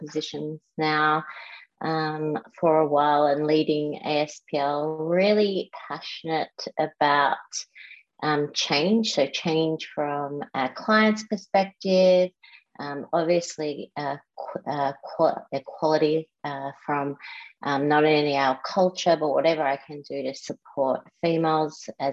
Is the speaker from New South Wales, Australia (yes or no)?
no; Melbourne, Victoria, Australia; I grew up in Melbourne and went to private schools here